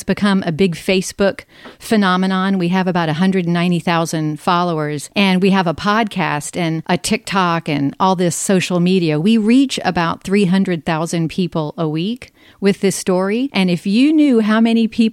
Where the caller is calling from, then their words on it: Charleston, South Carolina, United States; I'm calling you from Charleston, South Carolina